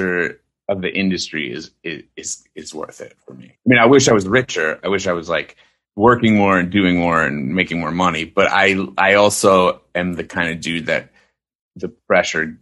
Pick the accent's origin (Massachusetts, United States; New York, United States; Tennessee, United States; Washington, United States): New York, United States; New York City; moved away; I'm from the city. I was born and raised in Stuyvesant Town